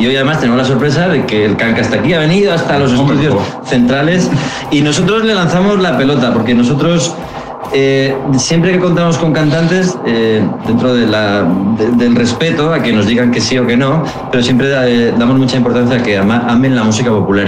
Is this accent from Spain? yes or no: yes; Burgos, Castile and León, Spain; nosotros somos de Burgos